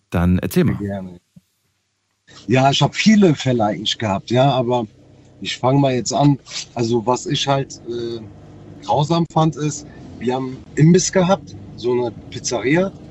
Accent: North Rhine-Westphalia, Germany; Ich komme aus Nordrhein-Westfalen.

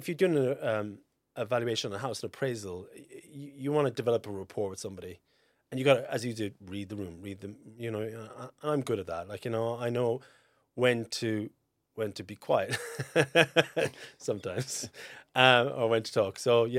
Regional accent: Fermoy, Munster, Ireland; Like, I'm from Fermoy, just outside Fermoy.

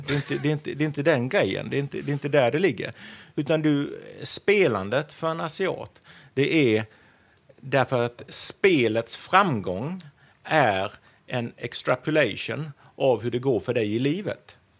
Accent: Sweden; moved away as an adult; also born or lived in Wales, United Kingdom; now in Singapore; 48 år gammal och eh, svensk, eh, flyttade till eh, Storbritannien för att eh, plugga en väldigt lång tid sedan

